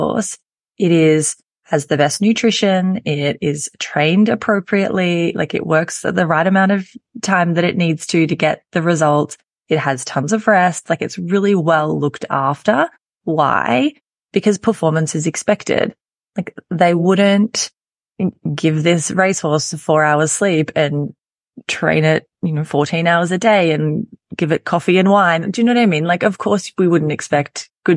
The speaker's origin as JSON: {"language": "English", "country": "Australia", "accent": "Australian", "said": "You can hear by my accent and by the introduction that I am in Australia"}